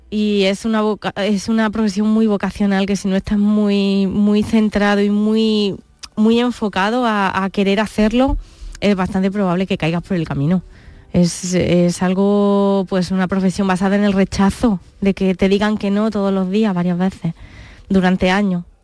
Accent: Córdoba, Andalusia, Spain; Además que me siento andaluza y cuánta gente no me habrá dicho, es que eh, se nota que eres andaluza por

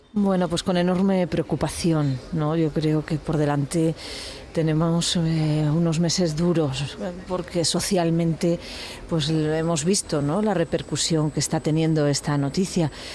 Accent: Granada, Andalusia, Spain; somos muchos los granadinos

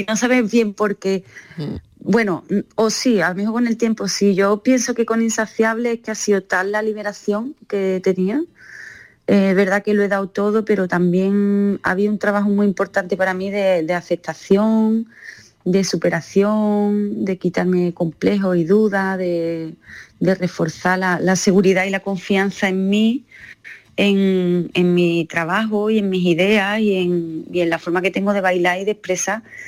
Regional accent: Andalusia, Spain; also born or lived in Seville; la gente que somos de Andalucía

